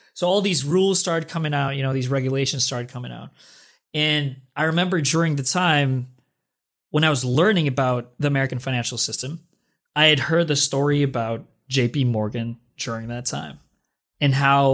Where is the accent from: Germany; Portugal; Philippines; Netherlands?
Philippines; moved away as an adult; now in United States; came to the US 2011, right? Right after the financial crisis, which, by the way, was unknown to me. I'm from the Philippines.